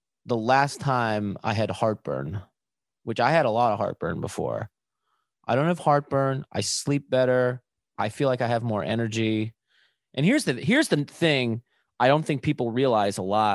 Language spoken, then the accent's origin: English; Buffalo, New York, United States; growing up in Buffalo